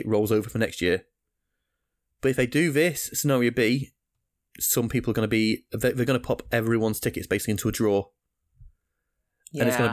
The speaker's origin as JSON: {"language": "English", "country": "United Kingdom", "said": "my home country, the UK"}